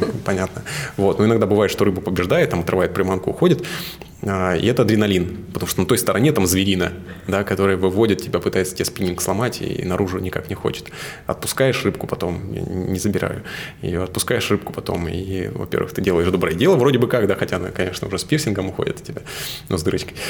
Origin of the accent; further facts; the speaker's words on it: Suzun, Novosibirsk Oblast, Russia; Я вырос на реке, я из Сузуна, и там Сузунка, собственно, Обь.